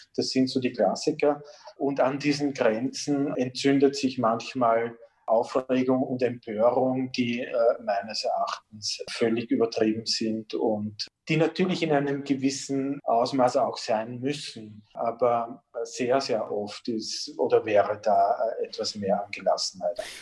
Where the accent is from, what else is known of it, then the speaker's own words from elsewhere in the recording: Blindenmarkt, Lower Austria, Austria; Ich bin im Blindenmarkt bei Amstetten groß geworden, so ab, ab, meinem vierten Lebensjahr und dort in einer dieser typischen niederösterreichischen Siedlungsstraßen aufgewachsen